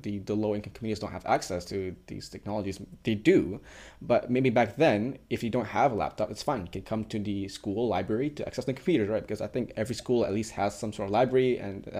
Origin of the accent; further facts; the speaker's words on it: Malaysia; we're from Malaysia